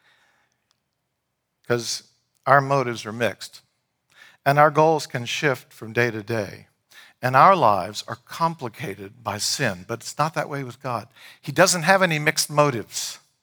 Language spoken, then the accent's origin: English; Leesburg, Virginia, United States; I grew up in downtown Leesburg